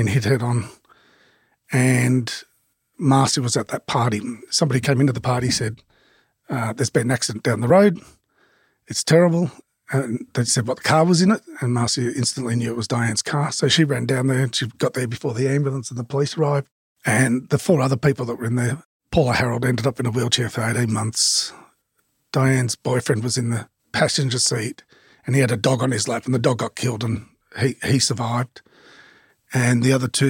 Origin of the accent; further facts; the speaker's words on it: Melbourne, Victoria, Australia; also born or lived in Box Hill South; growing up, we grew up in Burwood when it was dirt roads and a chook farm in one of the side streets